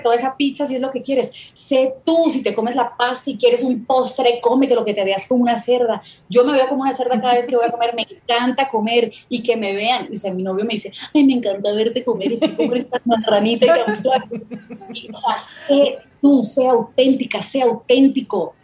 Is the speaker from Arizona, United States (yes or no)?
no; Miami, Florida, United States; Yo me crié en Miami